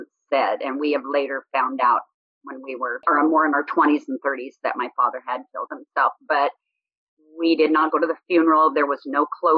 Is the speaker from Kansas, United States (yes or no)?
no; Boise, Idaho, United States; I was born in Boise, Idaho in 1957